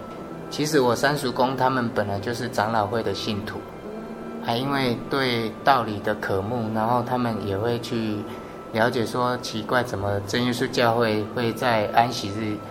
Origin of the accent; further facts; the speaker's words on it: Wulong, Pingtung County, Taiwan; 对，从小就住乌龙，长大之后因为有机会到澎湖读书